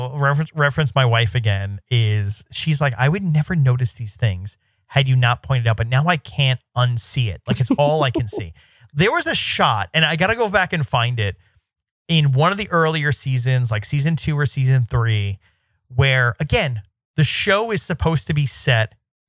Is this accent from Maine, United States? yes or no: no; New York City, New York, United States; I'm from New York City, born and raised.